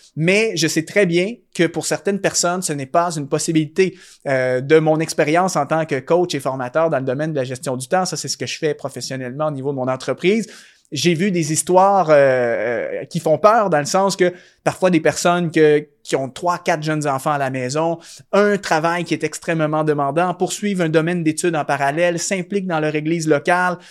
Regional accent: Canada; chez moi au Canada

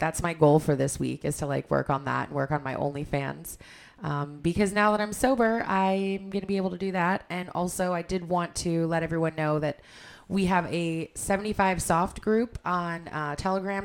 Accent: Cleveland, Ohio, United States; we're from Cleveland.

